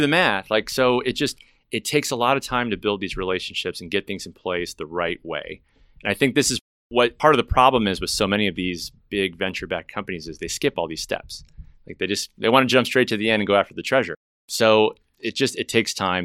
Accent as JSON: {"language": "English", "town": "Chicago", "region": "Illinois", "country": "United States", "moved": "yes", "lives_now": "Dallas, United States", "said": "I'm not from Dallas. I'm originally from Chicago, as you know, but I moved to Dallas"}